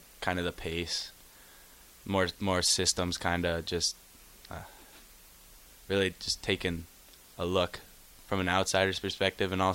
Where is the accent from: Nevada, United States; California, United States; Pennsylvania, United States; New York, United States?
New York, United States; also born or lived in Connecticut; now in Lincoln, United States; I went to school in Connecticut, I'm from New York